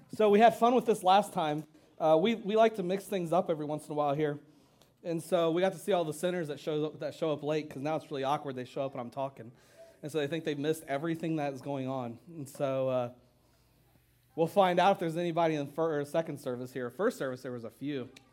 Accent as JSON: {"language": "English", "region": "Ohio", "country": "United States", "moved": "yes", "said": "I'm from Ohio"}